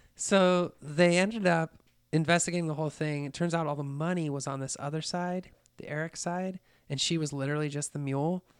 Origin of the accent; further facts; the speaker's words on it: Colorado, United States; I grew up in Colorado